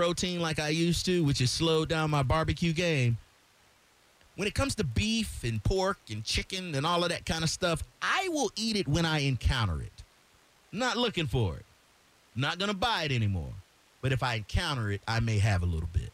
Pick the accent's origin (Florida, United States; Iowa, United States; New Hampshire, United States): Florida, United States; I'm from Florida